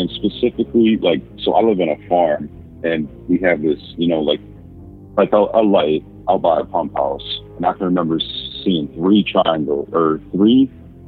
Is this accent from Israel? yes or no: no; Minnesota, United States; I'm from Minnesota.